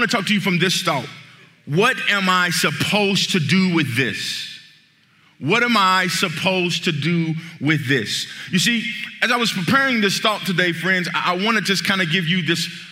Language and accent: English; Midwest, United States; I'm from the Midwest, and I grew up in the place called the Hood